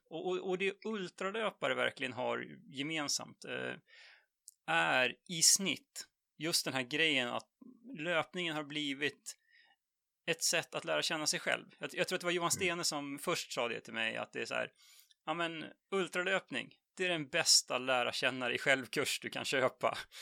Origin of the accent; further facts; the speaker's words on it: Jämtland, Sweden; moved away as an adult; now in Stockholm, Sweden; född och uppvuxen i Jämtland egentligen, men eh, bor sedan 20 år tillbaks i Stockholm.